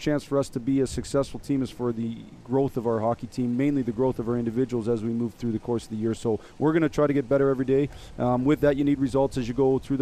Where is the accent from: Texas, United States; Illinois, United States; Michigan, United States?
Michigan, United States; I grew up in Michigan